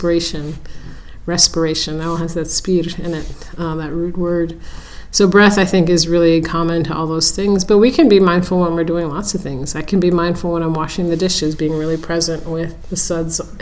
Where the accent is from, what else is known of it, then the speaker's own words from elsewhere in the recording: San Francisco, California, United States; I was born and raised in San Francisco area.